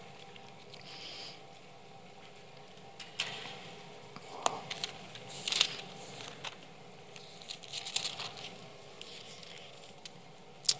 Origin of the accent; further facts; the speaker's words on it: United States; we stand forever grateful as American citizens